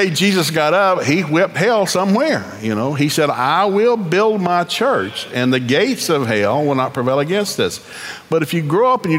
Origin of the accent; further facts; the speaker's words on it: Oklahoma, United States; also born or lived in East Tennessee; being an Okie